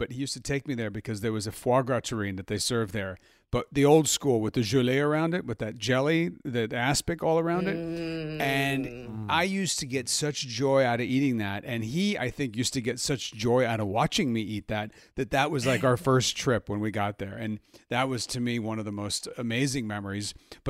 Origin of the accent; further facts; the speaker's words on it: Milan, Lombardy, Italy; born there; I was born in Milan. I am half French.